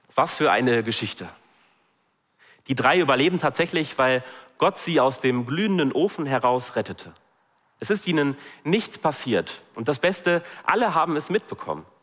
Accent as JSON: {"language": "German", "country": "Germany", "said": "bei uns in Deutschland"}